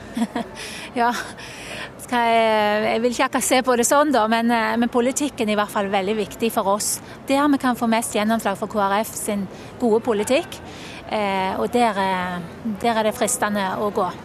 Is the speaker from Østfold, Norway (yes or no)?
no; Sandnes, Rogaland, Norway; now in Bergen, Norway; jeg har eh, bodd i Bergen i 20 år, men jeg kommer fra Sandnes.